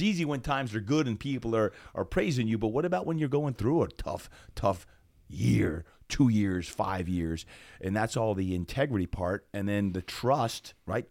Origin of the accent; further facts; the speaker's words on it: Brick Township, New Jersey, United States; moved away; also born or lived in Berlin, Germany; Brick Township, New Jersey